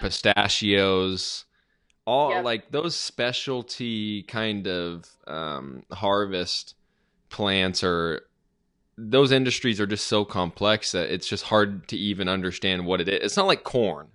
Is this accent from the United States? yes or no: yes; Arizona, United States; I'm from Arizona